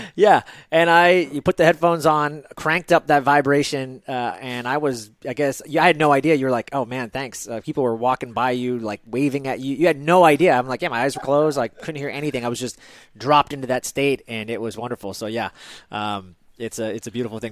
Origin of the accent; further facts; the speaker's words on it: United States; As an American who had Starbucks whenever I wanted